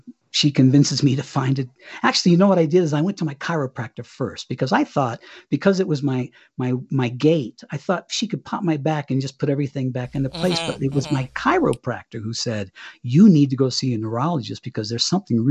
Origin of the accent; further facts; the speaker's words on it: Cañon City, Colorado, United States; moved away as an adult; we'd move back here to Colorado, my hometown, Canyon City